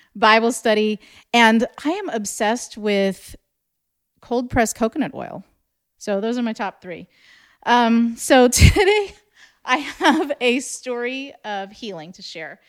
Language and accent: English; California, United States; I grew up in California